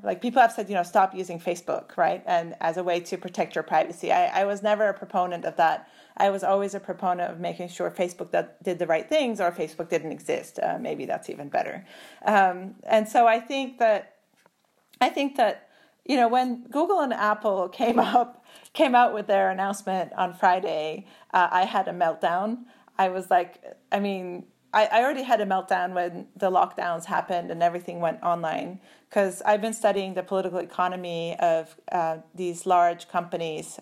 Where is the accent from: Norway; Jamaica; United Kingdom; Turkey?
Turkey; moved away; also born or lived in Germany; I'm originally from Turkey. I'm officially German.